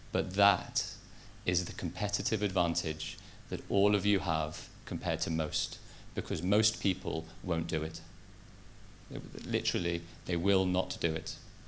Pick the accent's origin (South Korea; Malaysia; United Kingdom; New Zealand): United Kingdom; Liverpool, North West England; I grew up in Liverpool, even though I don't have that much of a Liverpool accent.